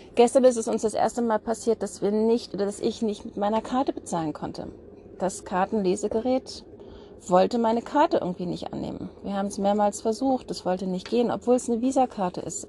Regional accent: Germany; bei uns in Deutschland

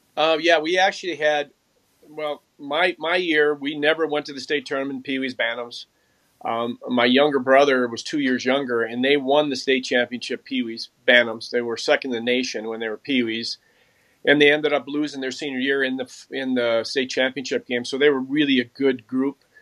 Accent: Mounds View, Minnesota, United States; I grew up in Moundsview, uh, Minnesota, which is a suburb just on the north side and um, of Minneapolis

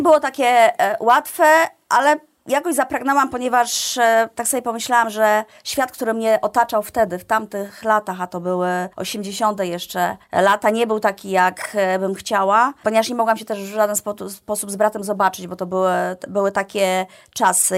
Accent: Iława, Warmian-Masurian Voivodeship, Poland; moved away as an adult; also born or lived in Toruń; Ja jestem z mniejszego miasta, pochodzę z Iławy.

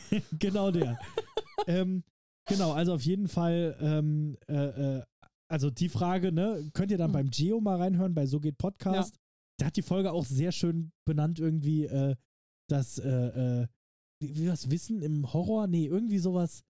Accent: Saarland, Germany; für uns Saarländer

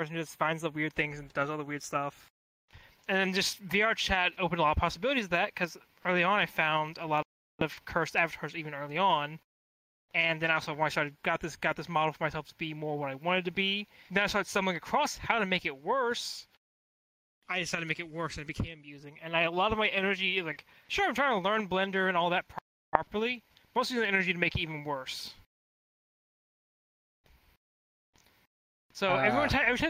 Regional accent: United States; I'm American

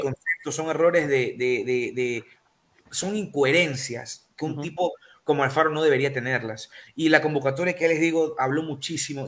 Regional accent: Ecuador

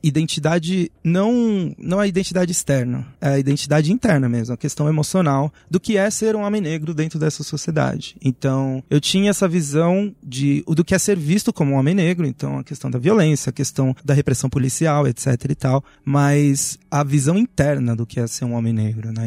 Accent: São Paulo, Brazil; aqui em São Paulo, né, a gente tinha uma herança dos anos 90

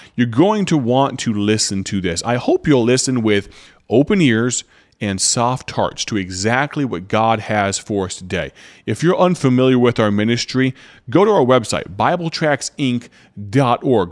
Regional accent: United States; red-blooded Americans

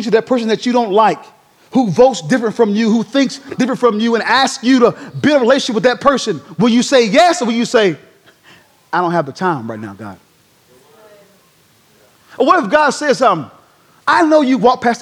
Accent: Durham, North Carolina, United States; moved away as an adult; born and raised in Durham, North Carolina

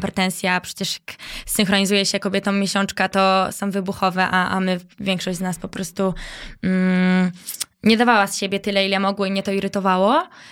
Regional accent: Bydgoszcz, Kuyavian-Pomeranian Voivodeship, Poland; moved away as an adult; now in Warsaw, Poland; Wiesz to ja dorastałam na Błoniu tak naprawdę, okay. bo y, w Fordonie mieszkałam mm, to dzieciństwo

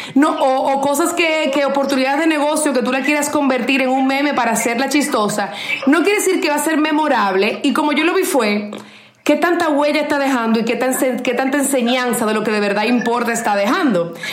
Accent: Dominican Republic

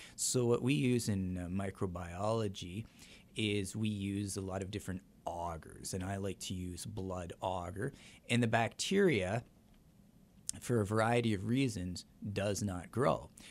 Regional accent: Canada; now in La Crosse, United States; I'm Canadian

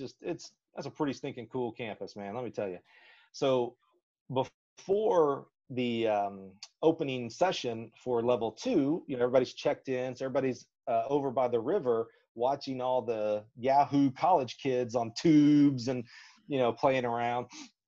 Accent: Alabama, United States; accent: Southern; I used to have a great Southern accent, growing up in Alabama. Now I'm boring. I'm in the middle of the road accent.

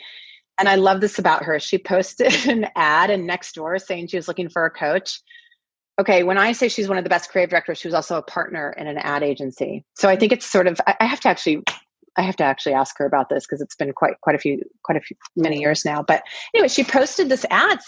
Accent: Kirkland, Washington, United States; moved away as an adult; also born or lived in Seattle, Washington; now in Los Angeles, United States; I grew up in a town called Kirkland, Washington

